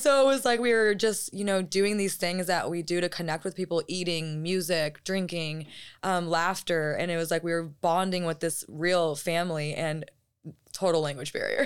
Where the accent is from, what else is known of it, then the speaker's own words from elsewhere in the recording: United States; appreciate being American